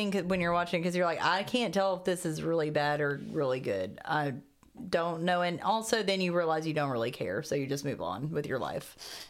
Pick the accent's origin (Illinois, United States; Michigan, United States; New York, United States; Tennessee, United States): Tennessee, United States; Maryville; born or raised there